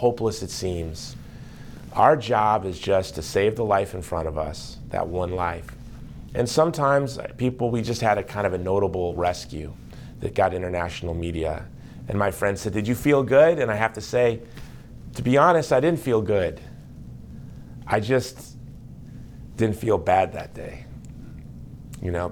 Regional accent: United States; I am an American lay Catholic in the United States

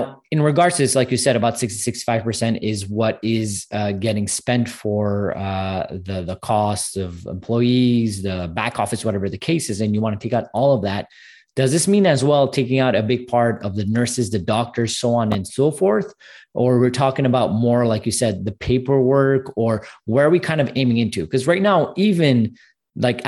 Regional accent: Montreal, Quebec, Canada; I'm actually from Canada, from Montreal.

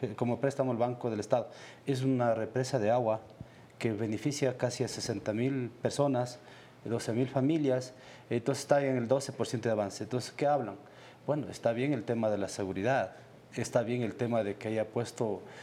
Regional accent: Ecuador; como ecuatoriano

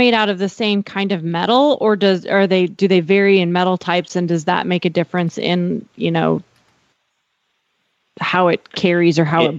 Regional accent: Miles City, Montana, United States; now in Texas, United States; Mile City is my hometown, and I grew up with a lot of ranchers.

